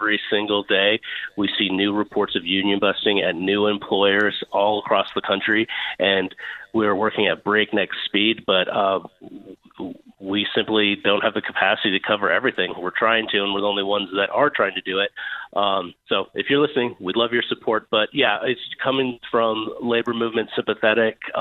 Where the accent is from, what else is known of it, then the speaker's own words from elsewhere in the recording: Montana, United States; here in my home state of Montana